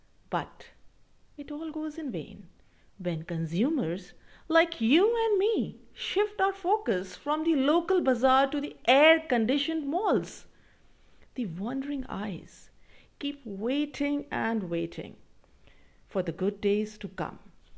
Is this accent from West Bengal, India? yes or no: no; Karnal, Haryana, India; we, the people of India